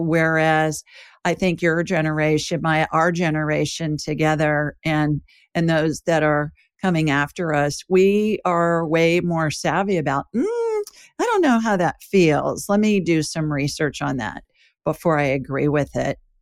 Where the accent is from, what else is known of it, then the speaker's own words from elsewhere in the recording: Columbus, Ohio, United States; when I was little, growing up in Ohio, there's a funeral home, Egan Ryan in Columbus, Ohio